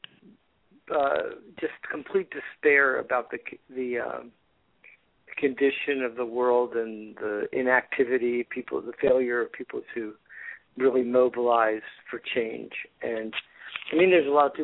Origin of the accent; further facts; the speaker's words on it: Florida, United States; now in California, United States; I've been living in California for the last 40 years. I'm originally from Florida